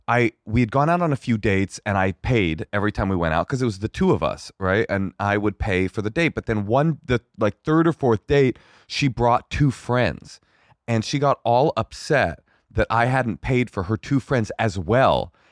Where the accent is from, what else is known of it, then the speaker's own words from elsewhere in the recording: California, United States; first of all, I'm from California and we eat hummus.